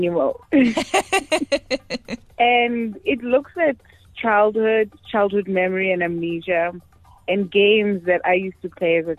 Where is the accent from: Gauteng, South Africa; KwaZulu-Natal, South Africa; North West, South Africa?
North West, South Africa; Pomfret; now in Pretoria, South Africa; I am from Pomfret in the Northwest Province, and I'm currently based in Pretoria